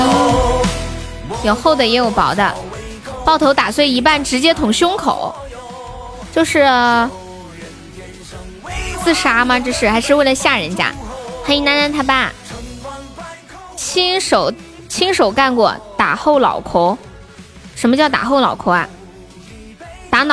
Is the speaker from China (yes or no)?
yes; Northeast China, China; 我们东北人都特别好，直爽，有啥说啥，对吧？